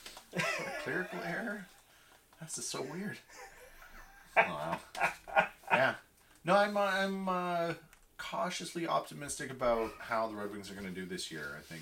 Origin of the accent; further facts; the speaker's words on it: Barrie, Ontario, Canada; I grew up in Barrie, right?